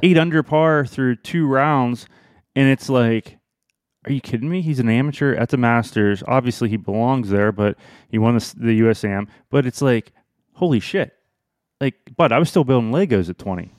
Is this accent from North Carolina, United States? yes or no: yes; Pinehurst, North Carolina, United States; moved away; growing up in Pinehurst for a couple years